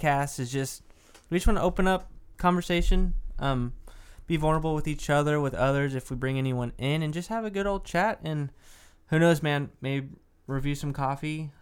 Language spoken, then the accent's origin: English; Dallas, Texas, United States; I'm from Dallas